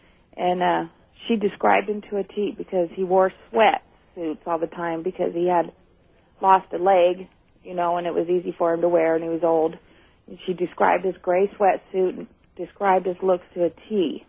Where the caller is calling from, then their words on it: Redding, California, United States; from Redding, California.